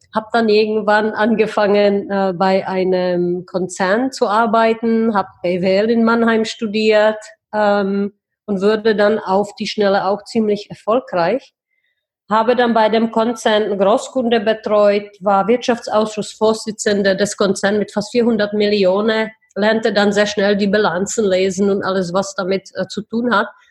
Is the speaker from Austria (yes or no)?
no; Plzeň, Plzeň Region, Czechia; German is a second language; moved away as an adult; also born or lived in Heidelberg, Germany / Switzerland / Brussels, Belgium; now in Prague, Czech Republic; ich bin tatsächlich in Pilzen geboren ähm, ich bin mit 19 nach Deutschland ausgewandert